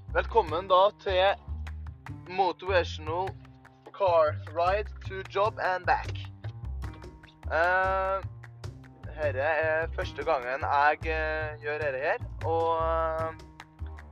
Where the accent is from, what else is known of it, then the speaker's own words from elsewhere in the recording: Trøndelag, Norway; accent: Trøndelag dialect; kommer fra Trøndelag. Det hører dere kanskje også på dialekta mi